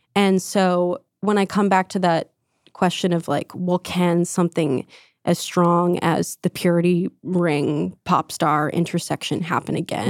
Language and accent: English; New Jersey, United States; I grew up in New Jersey, pretty secular town